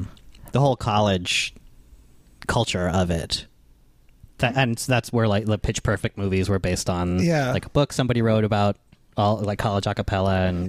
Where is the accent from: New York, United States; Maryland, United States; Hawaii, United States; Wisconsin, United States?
New York, United States; Yeah, I grew up in New York.